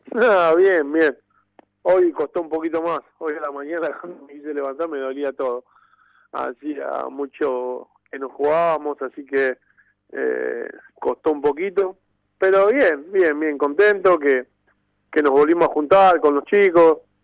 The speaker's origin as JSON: {"language": "Spanish", "town": "Temperley", "region": "Buenos Aires Province", "country": "Argentina", "tie": "born or raised there", "said": "Yo soy hincha del club, compartí eh, toda mi infancia eh, en el club"}